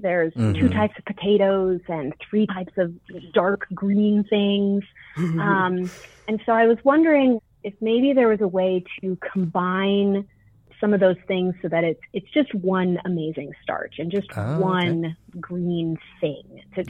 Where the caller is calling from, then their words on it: Colorado, United States; I'm calling from Colorado.